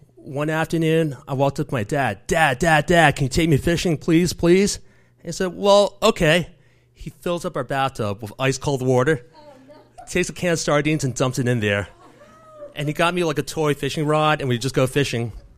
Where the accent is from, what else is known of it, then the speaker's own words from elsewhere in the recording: New York City, New York, United States; As a seven-year-old growing up in the Bronx, first generation American in the early eighties